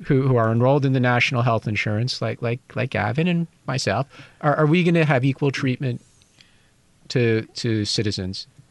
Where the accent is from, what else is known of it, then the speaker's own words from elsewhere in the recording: United States; now in Taiwan; I'm an American